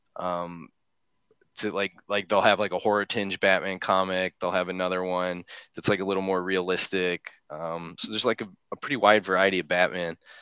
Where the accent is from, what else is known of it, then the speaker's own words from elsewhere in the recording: Chicago, Illinois, United States; moved away; I'm from Chicago, but I haven't been there